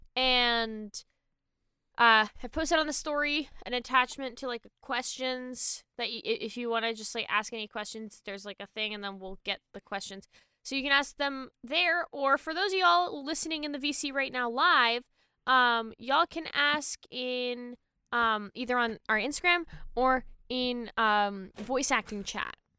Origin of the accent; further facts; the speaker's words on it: Canada; I'm Canadian